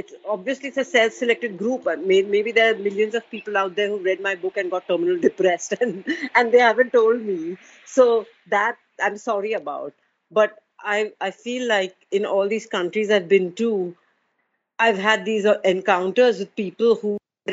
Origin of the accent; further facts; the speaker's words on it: Mumbai, Maharashtra, India; I'm from Bombay